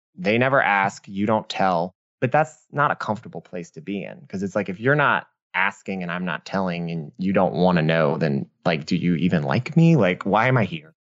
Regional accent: New Orleans, Louisiana, United States; I was born and raised in New Orleans.

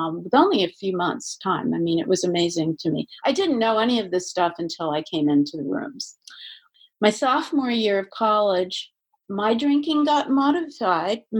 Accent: Maryland, United States; I'm from Maryland

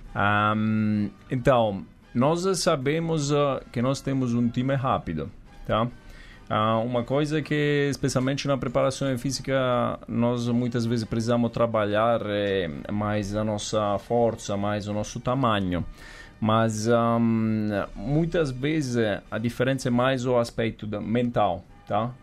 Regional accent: Sessa Aurunca, Campania, Italy; Portuguese is a second language; moved away as an adult; also born or lived in New Zealand; now in São Paulo, Brazil; eu venho do sul da Itália, venho de um lugar que se chama Sessaurunca, que é, falamos uma 50 minutos da a Napoli.

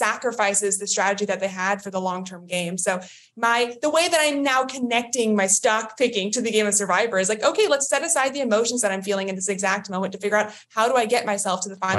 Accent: Texas, United States; now in Maryland, United States; Yeah, I'm from Maryland. I originally from Texas, but I live in Maryland now, and I'm an investment analyst.

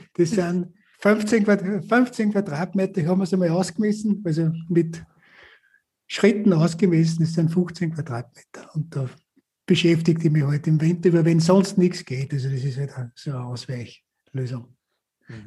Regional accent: Upper Austria, Austria; Oberösterreich, also in meinem Heimatbundesland

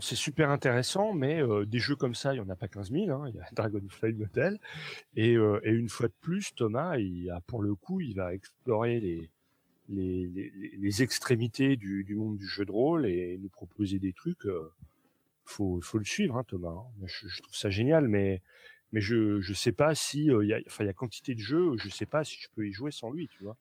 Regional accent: Nancy, Grand Est, France; moved away; à Nancy. bien que ce soit ma terre natale

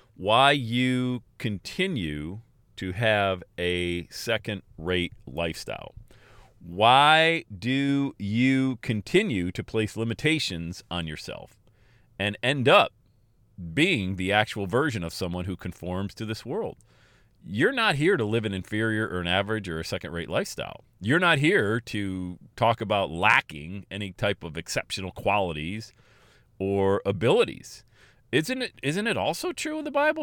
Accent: Pennsylvania, United States; moved away as an adult; also born or lived in West Palm Beach, Florida / Erie, Pennsylvania; I moved away from Pennsylvania, where I was born and raised, and I went to West Palm Beach, Florida

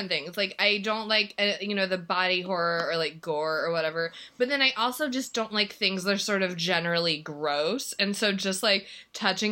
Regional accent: Midwest, United States; I am from the Midwest

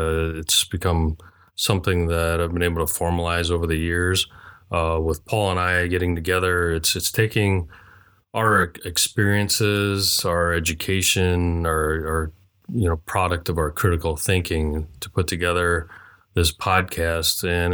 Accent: Hong Kong; now in United States; I am an immigrant from Hong Kong. This was about 40-some years ago.

